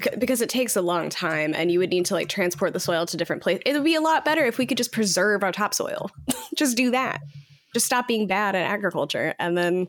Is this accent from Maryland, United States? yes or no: no; Iowa, United States; When I remember when I was a kid, in like growing up in Iowa